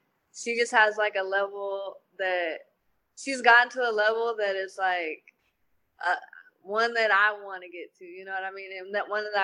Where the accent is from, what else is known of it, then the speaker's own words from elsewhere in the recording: Southern California, United States; I'm from Southern California